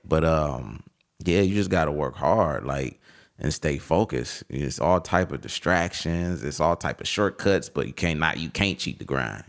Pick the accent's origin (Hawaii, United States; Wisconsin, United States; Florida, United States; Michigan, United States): Michigan, United States; Detroit; the west side, west side of Detroit, Finkel Ave, Strathmore Block.